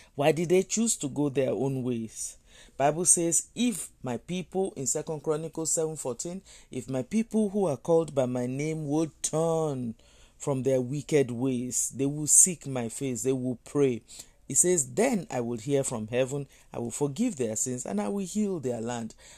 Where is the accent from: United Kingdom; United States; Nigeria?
Nigeria; I'm a Nigerian. And if I think about my country, Nigeria